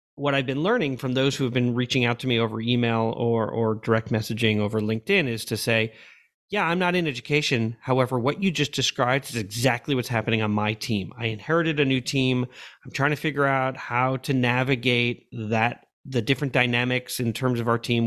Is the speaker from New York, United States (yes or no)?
yes; New York, United States; moved away as an adult; also born or lived in Madrid, Spain / Oakland, California / Missouri; I grew up in New York, but I really grew up as an adult